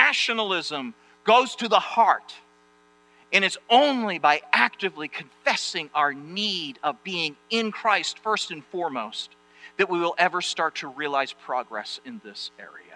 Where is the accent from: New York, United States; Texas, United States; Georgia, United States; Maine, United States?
Maine, United States; moved away; I'm from Maine